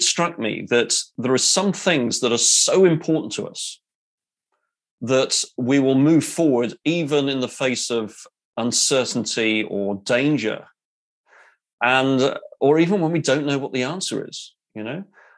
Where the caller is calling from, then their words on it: England, United Kingdom; Well, as you can tell from the accent there, yes, I'm in the UK. I'm in England. I'm west of London and west of Oxford.